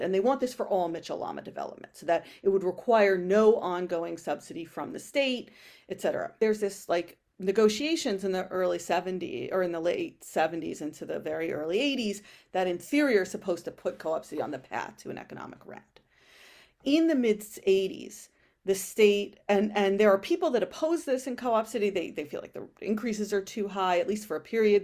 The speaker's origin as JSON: {"language": "English", "town": "New York City", "region": "New York", "country": "United States", "tie": "born or raised there", "also_born_or_lived": "Berlin", "said": "I grew up in Co-op City"}